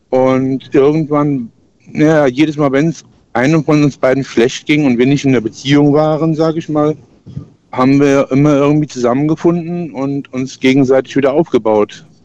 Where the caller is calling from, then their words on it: Lahnstein, Rhineland-Palatinate, Germany; Ich komme aus Lahnstein.